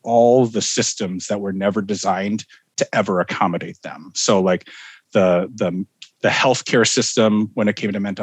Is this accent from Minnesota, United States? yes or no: yes; Minnesota, United States; also born or lived in Fort Bragg, North Carolina; moved to Minnesota when I was just months old